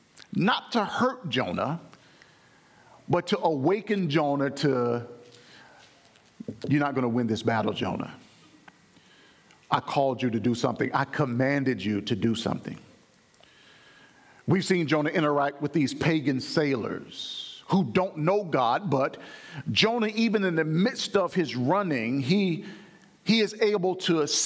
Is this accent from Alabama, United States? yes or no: yes; Alabama, United States; my home church growing up in Alabama